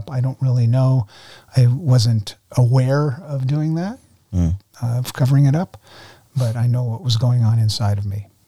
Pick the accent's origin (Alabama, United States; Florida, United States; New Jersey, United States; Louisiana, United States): New Jersey, United States; I was born in New Jersey, two parents, three older sisters, Jewish family. And uh, the Jewish blood goes all the way back on both sides